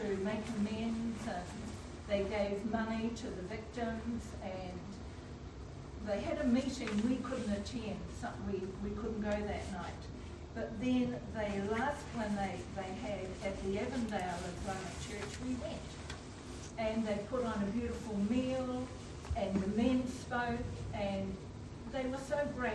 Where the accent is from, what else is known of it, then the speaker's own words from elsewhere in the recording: Belfast, Northern Ireland, United Kingdom; I was from Belfast, Northern Ireland